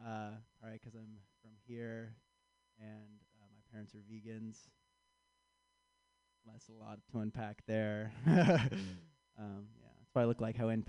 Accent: Chicago, Illinois, United States

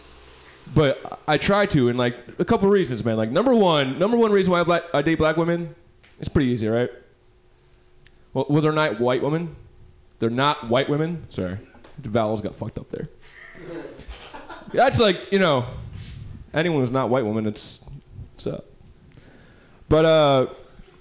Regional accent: New York City, New York, United States; I'm from New York.

